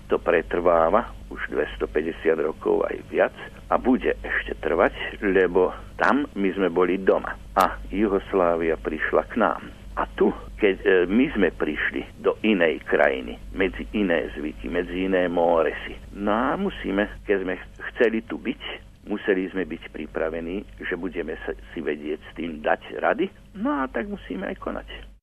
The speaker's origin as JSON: {"language": "Slovak", "country": "Slovakia", "tie": "born or raised there", "first_language": "Slovak", "moved": "yes", "lives_now": "Australia", "said": "Keď vyrastáš raz ako Slovák"}